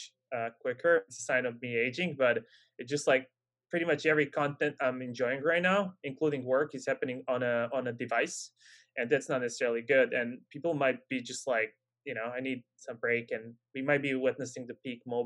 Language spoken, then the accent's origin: English; Serbia; I'm from Serbia